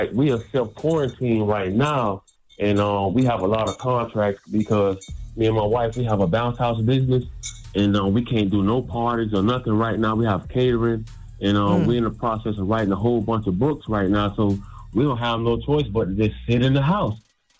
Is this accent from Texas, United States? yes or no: no; Hallandale, Florida, United States; now in Maryland, United States; This is …, man. I'm from Hallandale, Florida. But right now, I'm residing in Maryland. Me and my family, we moved up here.